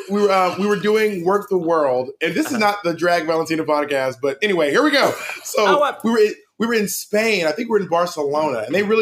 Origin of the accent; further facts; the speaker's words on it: Columbus, Georgia, United States; moved away; also born or lived in Corinth, Mississippi / Phenix City, Alabama; I'm from Columbus, Georgia. I was born in Columbus.